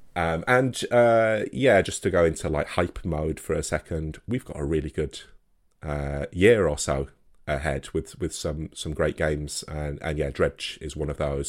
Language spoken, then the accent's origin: English; Wakefield, Yorkshire and the Humber, United Kingdom; I'm, I'm from Wakefield, so, you know, the same place that the company originated